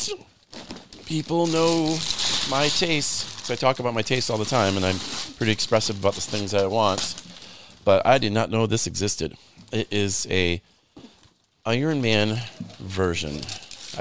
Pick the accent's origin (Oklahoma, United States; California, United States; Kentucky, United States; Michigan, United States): Michigan, United States; Grand Rapids; growing up in Grand Rapids, Michigan